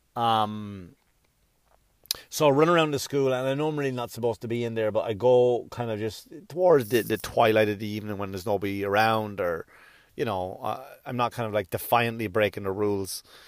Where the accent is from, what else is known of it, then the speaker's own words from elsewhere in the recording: United States; as an American